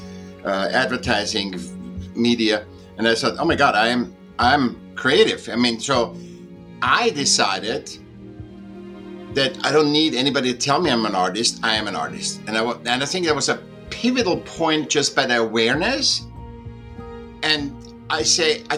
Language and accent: English; Vienna, Austria; I was born in Vienna, Austria. I was a sick child. I went to school when I was 7